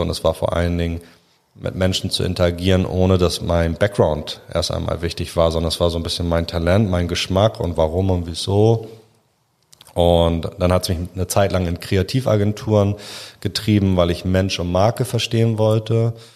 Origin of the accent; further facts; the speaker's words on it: Hamburg, Germany; Ich komme aus Müllmannsberg, ähm, ist ein sozialer Brennpunkt, war vielleicht ein sozialer Brennpunkt